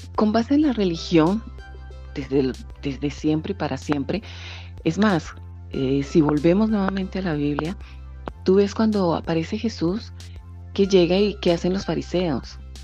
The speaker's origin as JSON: {"language": "Spanish", "country": "Colombia", "moved": "yes", "lives_now": "France", "said": "soy colombiana realmente"}